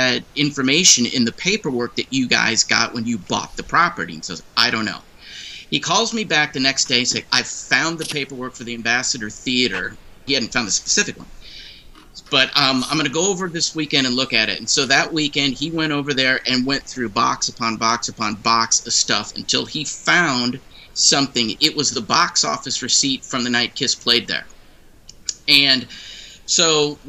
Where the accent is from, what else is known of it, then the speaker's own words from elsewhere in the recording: St. Louis, Missouri, United States; I'm from St. Louis